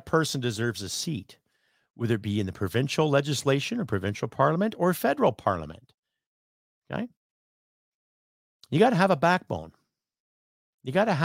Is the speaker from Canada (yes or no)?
yes; Canada; as a Canadian, as a patriot